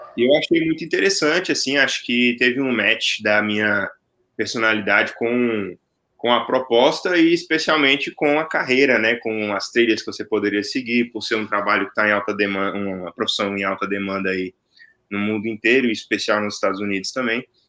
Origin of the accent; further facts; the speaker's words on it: Brasília, Federal District, Brazil; now in Atlanta, United States; sou de Brasília, falando no momento aqui de, de Atlanta